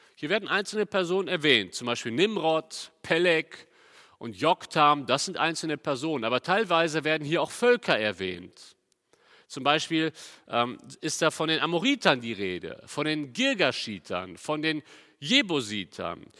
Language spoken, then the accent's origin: German; Cologne, North Rhine-Westphalia, Germany; ich komme ja aus Köln